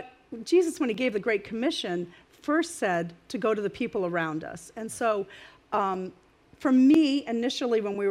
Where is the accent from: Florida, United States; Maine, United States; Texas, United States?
Maine, United States; now in New Jersey, United States; I'm from Maine. I'm not really a Jersey girl